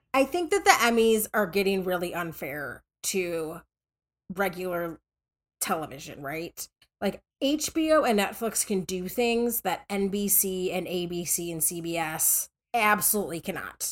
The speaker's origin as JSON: {"language": "English", "region": "Minnesota", "country": "United States", "tie": "born or raised there", "said": "I grew up in Minnesota"}